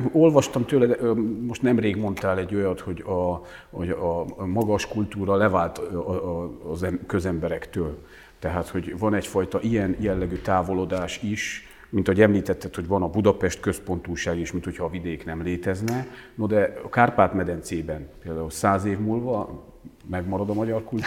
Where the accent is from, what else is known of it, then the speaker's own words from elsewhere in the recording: Transylvania, Romania; now in Hungary; otthon azért megkaptuk jó néhányszor, hogy Bozgór